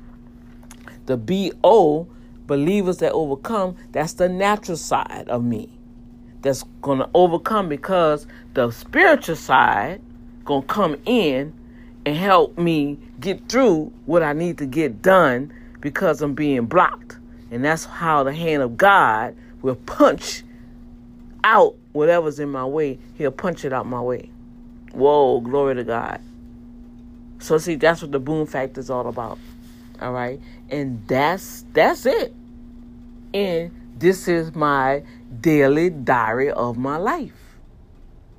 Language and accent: English; New Orleans, Louisiana, United States; growing up in Algiers